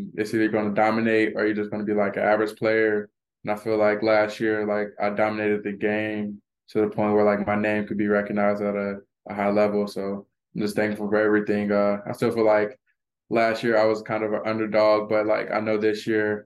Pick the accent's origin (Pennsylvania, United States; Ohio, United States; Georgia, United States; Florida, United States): Florida, United States; moved away as an adult; now in Illinois, United States; I'm from Florida